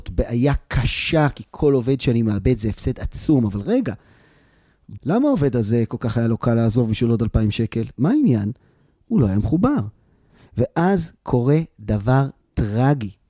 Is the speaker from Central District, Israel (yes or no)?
no; Tel Aviv, Tel Aviv District, Israel; כשאני הייתי ילד, אני גדלתי בתל אביב. ואנחנו היינו משחקים אה, ברחוב, והיינו באים לבתים אחד של השני.